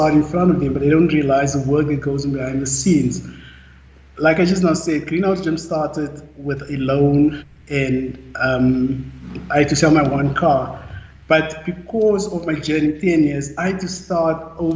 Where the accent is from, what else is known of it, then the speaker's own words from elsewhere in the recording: Randfontein, Gauteng, South Africa; I was born in Randfontein on the West Rand, in a normal family